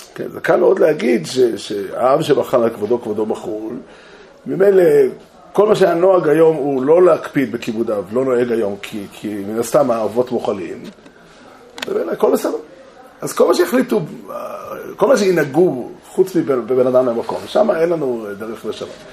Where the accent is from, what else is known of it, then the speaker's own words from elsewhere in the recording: Israel; אני לא זכיתי לעלות לארץ, נולדתי כאן